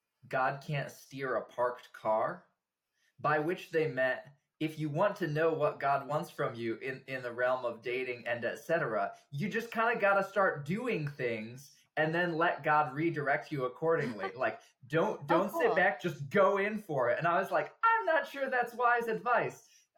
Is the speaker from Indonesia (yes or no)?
yes; Java, Indonesia; now in United States; Java from when I was 3 to when I was 18 years old. So a good solid 15 years. I have no memories of growing up in the States, just life in Indonesia.